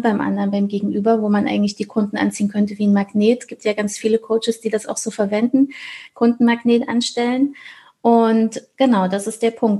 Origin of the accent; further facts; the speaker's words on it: Thuringia, Germany; Ich komme aus Thüringen in Deutschland